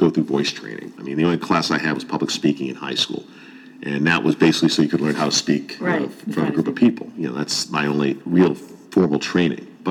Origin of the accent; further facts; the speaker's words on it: Northeast, United States; moved away as an adult; now in Pittsburgh, United States; growing up in the Northeast